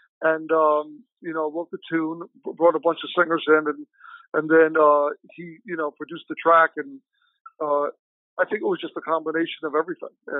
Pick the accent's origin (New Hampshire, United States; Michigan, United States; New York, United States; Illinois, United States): New York, United States; now in Chicago, United States; I'm originally from New York, I live in Chicago